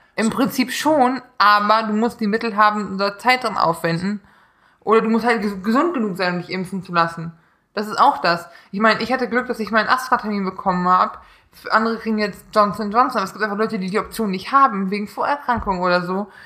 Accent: Neunkirchen, Saarland, Germany; moved away; in Neunkirchen, in meiner Heimat, bei meinen Eltern

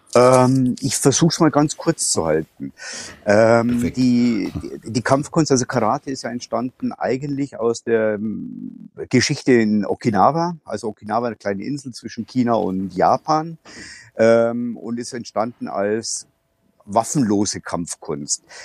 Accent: Bavaria, Germany; ich bin aus Bayern. Ich wohne in der Nähe von Passau

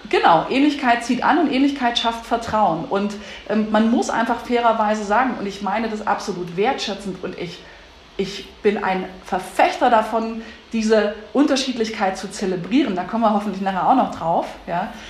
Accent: Saxony-Anhalt, Germany; moved away as an adult; also born or lived in Leipzig / Berlin; ich in Sachsen-Anhalt geboren bin und mich für ein Studium in Leipzig entschieden habe

